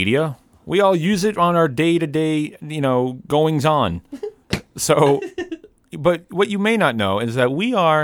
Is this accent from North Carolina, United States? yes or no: no; Haverhill, Massachusetts, United States; I'm from Haverhill, Massachusetts